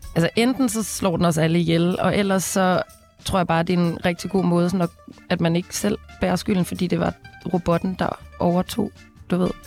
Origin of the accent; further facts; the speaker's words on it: Denmark; jeg er jo fra Grænsted